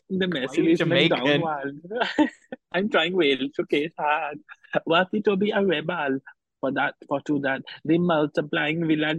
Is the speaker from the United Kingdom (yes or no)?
yes; Scotland, United Kingdom; I'm Scottish.